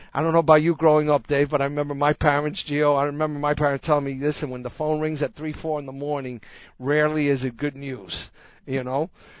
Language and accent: English; New York City, New York, United States; I'm a first-generation American. I was born in New York City. My parents actually met here, both of them of Cuban descent.